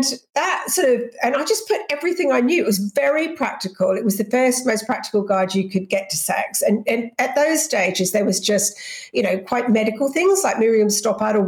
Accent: Australia; moved away; also born or lived in England; I'm English, but I grew up in Australia.

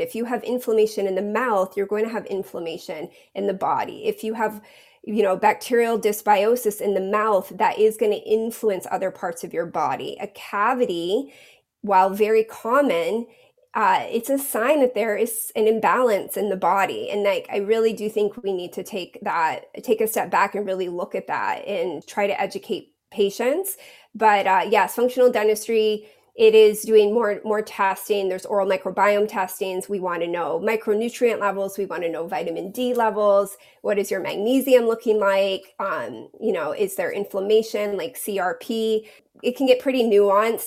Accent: New England, Maine, United States; moved away as an adult; I I grew up in New England in Maine

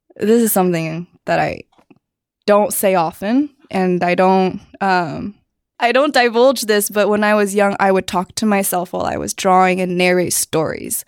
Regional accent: Cupertino, California, United States; also born or lived in New Jersey / Canada / Arizona / China; a lot of movement before I was seven, but ever since then, Cupertino

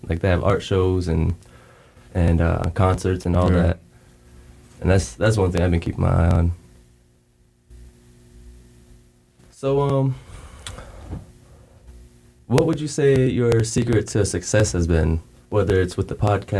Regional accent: Virginia, United States; now in North Carolina, United States; And I'm actually from Virginia

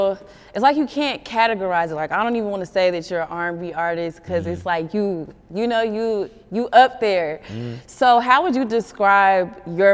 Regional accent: Texas, United States; accent: Texas; my Texas accent is super thick

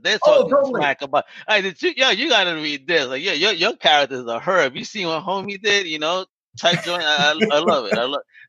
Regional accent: New York, United States; I'm a New Yorker.

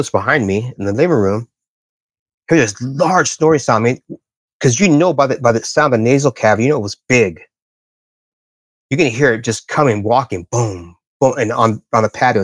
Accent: Bermuda Dunes, California, United States; also born or lived in Palm Desert, California; we moved from Palm Desert out to a place called Bermuda Dunes. And this is out in the middle of nowhere, the desert

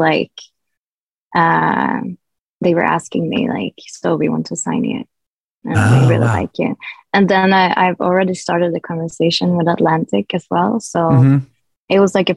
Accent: Sweden; my hometown

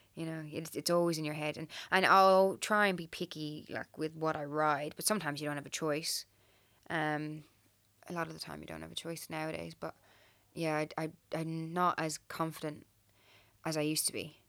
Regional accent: Ireland; moved away as an adult; now in Australia; I'm originally from Ireland

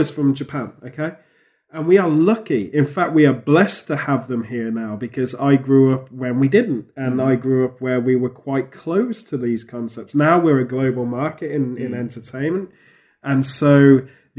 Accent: United Kingdom; being British

